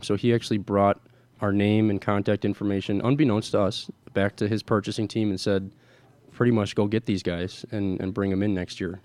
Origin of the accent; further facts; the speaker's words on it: Milwaukee, Wisconsin, United States; I'm born and raised in Milwaukee, Wisconsin here.